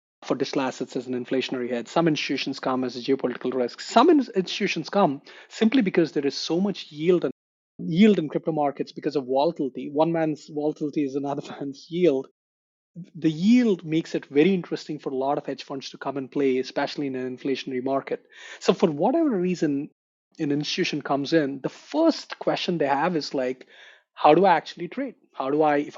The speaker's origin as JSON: {"language": "English", "country": "India", "tie": "born or raised there", "moved": "yes", "said": "I grew up in India, and I did my engineering from India as well"}